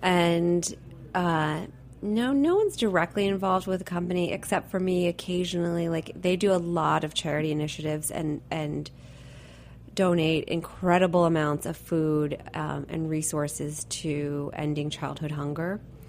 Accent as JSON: {"language": "English", "country": "Italy", "tie": "born there", "said": "I was born in Italy, so it's just in the DNA."}